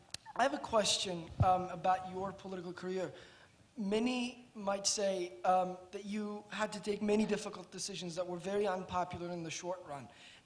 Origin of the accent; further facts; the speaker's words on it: Turkey; moved away; I am from Turkey. I'm a sophomore at the college